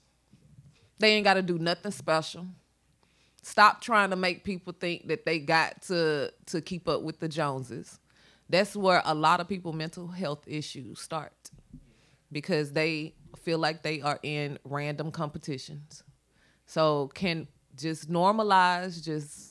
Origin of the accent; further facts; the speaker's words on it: Mississippi, United States; I'm from Mississippi